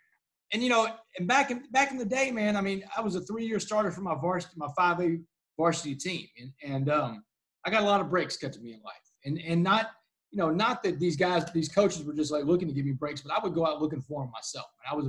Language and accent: English; Port Arthur, Texas, United States; growing up in Port Arthur, year-round, it's a giant melting pot of a city.